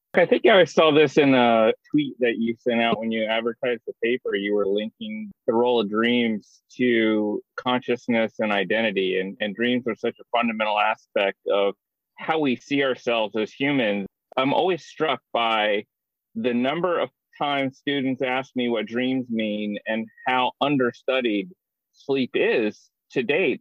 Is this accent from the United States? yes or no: yes; Indianapolis, Indiana, United States; I grew up in Indianapolis and I know that zoo really well